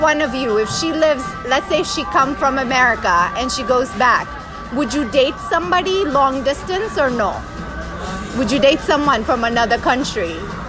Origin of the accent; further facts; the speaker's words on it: United States; we're American